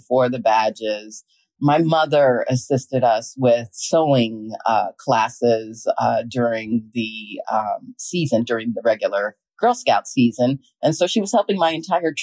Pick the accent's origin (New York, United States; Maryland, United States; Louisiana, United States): Maryland, United States; Montgomery County; We grew up in Maryland, in Montgomery County, Maryland